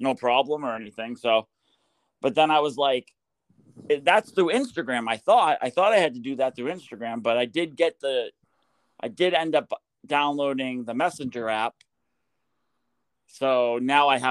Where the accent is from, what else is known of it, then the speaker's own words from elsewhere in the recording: Portsmouth, New Hampshire, United States; moved away as an adult; also born or lived in Greenland, New Hampshire; now in Portland, United States; I live in Portland, like near Portland now. I'm from Portsmouth